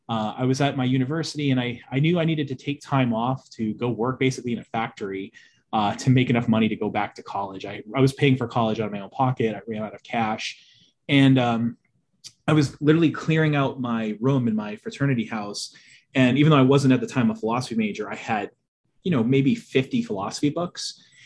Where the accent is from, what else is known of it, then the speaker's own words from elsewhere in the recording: Boston, Massachusetts, United States; I'm from the Boston area. I'm actually the only person in my family that doesn't have a Bostonian accent.